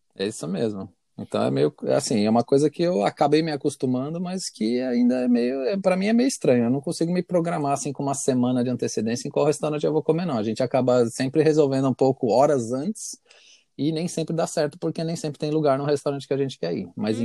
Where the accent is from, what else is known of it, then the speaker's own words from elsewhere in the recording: Brazil; moved away; eu sou brasileiro